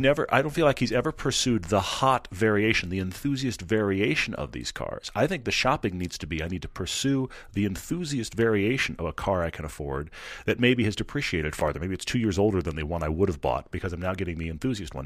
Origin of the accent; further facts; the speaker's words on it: Kingsville, Texas, United States; I was born in Kingsville, right next to the King Ranch